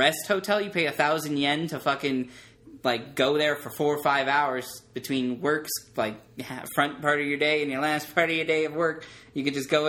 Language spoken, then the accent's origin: English; United States; I'm from America